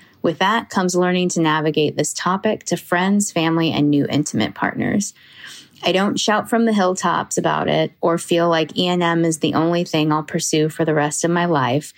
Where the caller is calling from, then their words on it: Seattle, Washington, United States; I'm … from Seattle and also a Patreon subscriber.